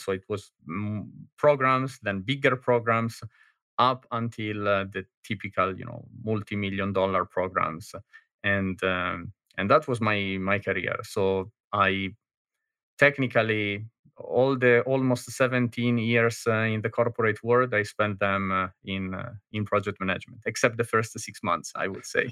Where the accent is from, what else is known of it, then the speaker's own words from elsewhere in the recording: Milan, Lombardy, Italy; moved away as an adult; now in Berlin, Germany; I am Italian from Milano, but, uh, I am living in, uh, in beautiful Berlin, Germany since, uh, eight years and a half now